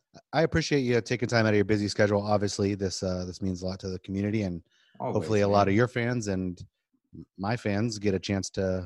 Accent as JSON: {"language": "English", "town": "Oakland", "region": "California", "country": "United States", "tie": "born or raised there", "also_born_or_lived": "Brentwood, California", "moved": "yes", "lives_now": "Sacramento, United States", "said": "I was born and raised in Oakland and then moved to kind of a country city called Brentwood. It's not country anymore."}